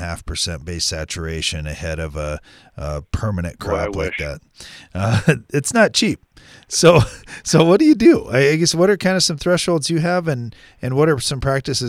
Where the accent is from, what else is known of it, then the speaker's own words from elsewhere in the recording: South Dakota, United States; growing up in South Dakota